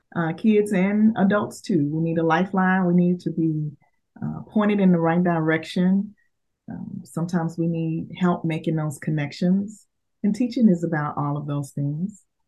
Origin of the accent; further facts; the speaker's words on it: Dallas, Texas, United States; I am uh, born and raised in Dallas, Texas